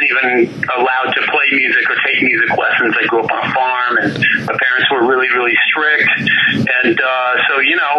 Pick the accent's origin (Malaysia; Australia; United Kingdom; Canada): Canada; I'm Canadian